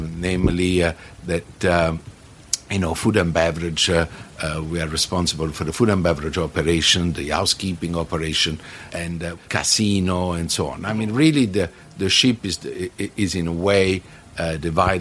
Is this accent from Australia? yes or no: no; Naples, Campania, Italy; moved away; I'm from Naples in Italy, and I am a hotel director